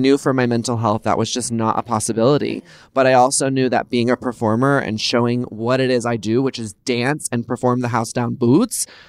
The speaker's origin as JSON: {"language": "English", "region": "Texas", "country": "United States", "tie": "born or raised there", "moved": "yes", "lives_now": "California, United States", "said": "I grew up in the South in Texas"}